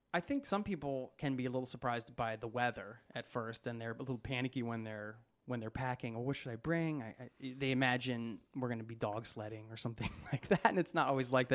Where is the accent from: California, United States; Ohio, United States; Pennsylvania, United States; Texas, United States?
Pennsylvania, United States; outside of Philadelphia; also born or lived in Boulder, Colorado; now in Oslo, Norway; When you're born outside of Philadelphia